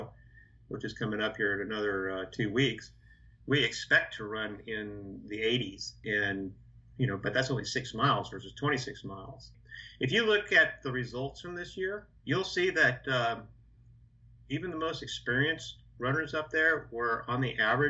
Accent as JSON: {"language": "English", "town": "Seattle", "region": "Washington", "country": "United States", "said": "I'm from Seattle"}